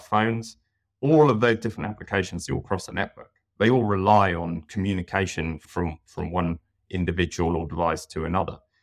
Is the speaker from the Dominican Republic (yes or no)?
no; United Kingdom; moved away as an adult; now in New South Wales, Australia; as you can probably tell by my accent, I'm from the U K originally